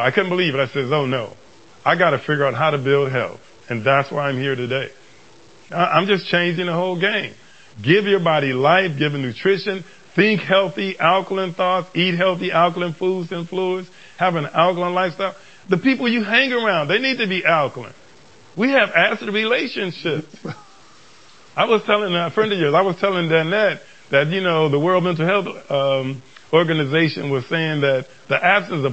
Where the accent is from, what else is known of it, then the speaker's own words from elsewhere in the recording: Los Angeles, California, United States; I grew up in Watts